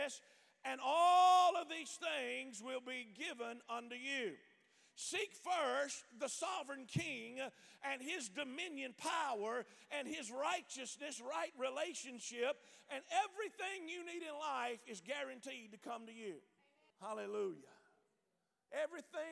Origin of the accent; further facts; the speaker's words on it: the South, United States; I'm from the South.